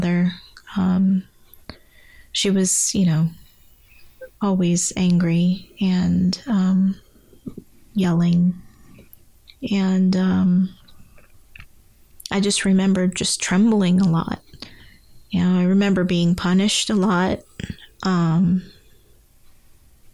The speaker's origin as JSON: {"language": "English", "region": "England", "country": "United Kingdom", "tie": "born or raised there", "also_born_or_lived": "Guyana", "said": "I only spent 6 months in my native country of Guyana, and was immediately moved to England. So really, I have to say I grew up partially in England"}